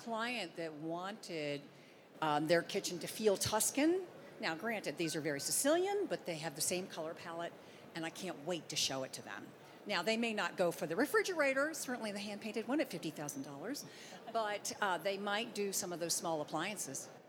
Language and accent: English; Baltimore, Maryland, United States; I'm from Baltimore, Maryland, so a fairly pro- provincial area, but I'm Italian